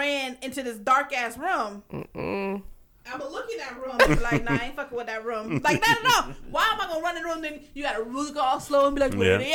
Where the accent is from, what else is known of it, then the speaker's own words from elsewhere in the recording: the South, United States; I grew up in the South